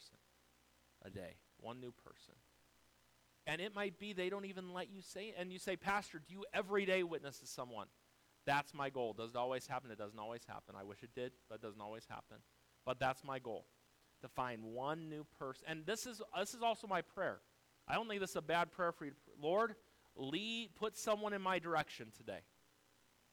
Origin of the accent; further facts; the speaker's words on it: United States; We live here in America